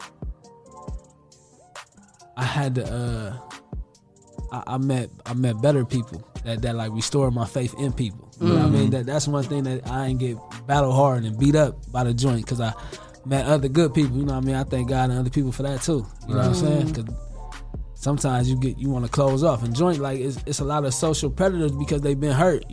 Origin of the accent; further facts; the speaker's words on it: Toledo, Ohio, United States; I love the north side. Like that's where I grew up and raised